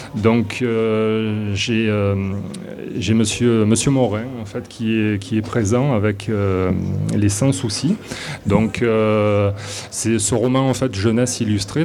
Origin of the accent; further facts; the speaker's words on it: south of France, France; accent: accent du sud de la France; moved away as an adult; now in Quebec City, Canada; ils vont de suite reconnaître mon accent, donc euh, un accent du sud de la France.